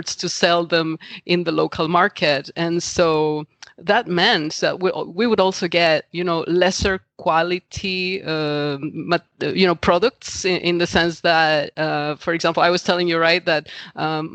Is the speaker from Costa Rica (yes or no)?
yes; Costa Rica; I am originally from Costa Rica, which is a small country in Central America